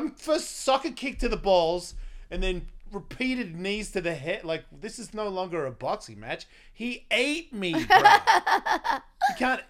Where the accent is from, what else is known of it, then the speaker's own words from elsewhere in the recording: Australia; Am I. I'm from Australia.